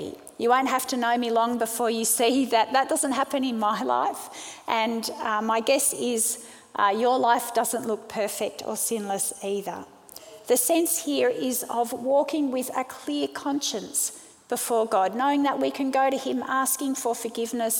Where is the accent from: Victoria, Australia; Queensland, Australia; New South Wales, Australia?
New South Wales, Australia; Sydney; also born or lived in South Africa; I was born in South Africa. My family moved to Sydney when I was 5, and we eventually became Australian citizens